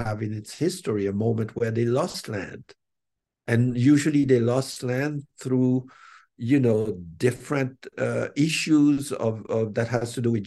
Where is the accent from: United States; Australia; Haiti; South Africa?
Haiti; I come from Haiti